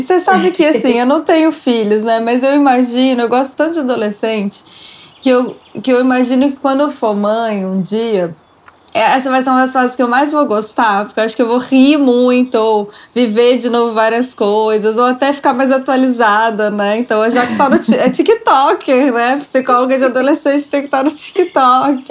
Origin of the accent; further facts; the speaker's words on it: Brasília, Federal District, Brazil; Em Brasília, a gente é de Brasília tem essa coisa do rock